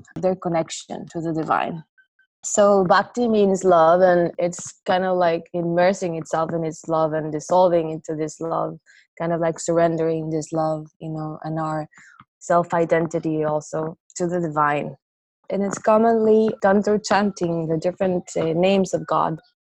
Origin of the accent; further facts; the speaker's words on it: Costa Rica; I'm from Costa Rica